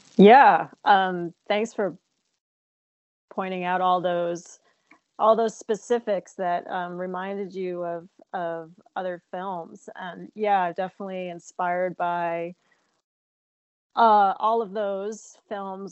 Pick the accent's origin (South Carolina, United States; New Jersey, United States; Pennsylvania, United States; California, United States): New Jersey, United States; I uh, grew up in New Jersey, um, but very close to New York City